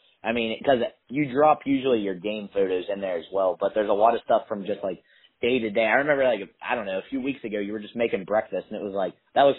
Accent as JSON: {"language": "English", "region": "West Virginia", "country": "United States", "said": "I'm from West Virginia, so I was interning with their football program"}